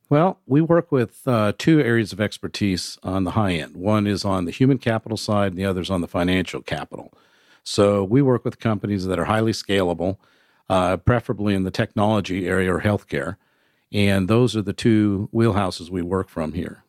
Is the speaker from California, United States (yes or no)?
yes; San Diego, California, United States; moved away as an adult; also born or lived in Nashville; now in Chattanooga, United States; I grew up in San Diego